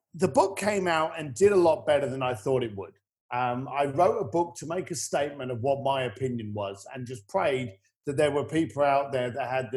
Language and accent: English; United Kingdom; accent: British; I'm British